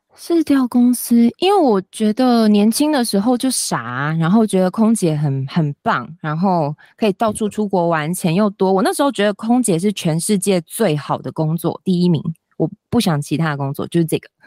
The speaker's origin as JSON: {"language": "Chinese", "region": "Kaohsiung", "country": "Taiwan", "said": "我是高雄人，所以一开始我回高雄工作"}